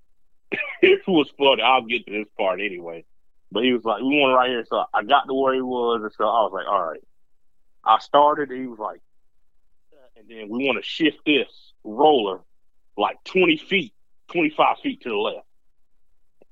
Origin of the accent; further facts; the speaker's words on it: Statesville, North Carolina, United States; Statesville is, like, basically, it's my hometown